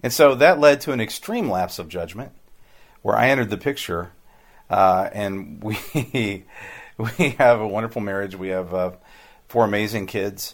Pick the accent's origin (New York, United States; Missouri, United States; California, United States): Missouri, United States; Hannibal; I grew up in Hannibal